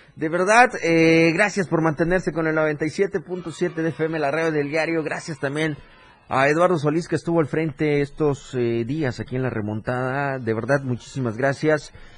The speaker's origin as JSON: {"language": "Spanish", "country": "Mexico", "said": "nuestro país"}